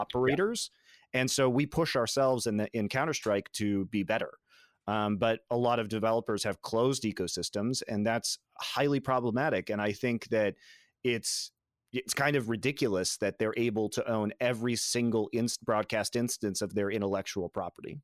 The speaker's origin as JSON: {"language": "English", "region": "Colorado", "country": "United States", "tie": "born or raised there", "said": "I grew up in Colorado"}